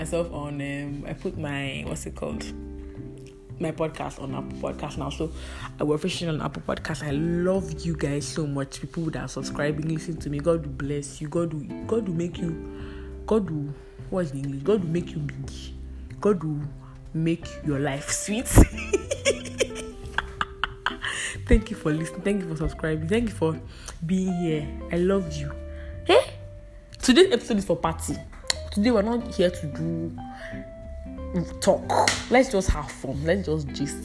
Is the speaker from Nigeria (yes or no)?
yes; Edo, Nigeria; I'm a Nigerian from Edo State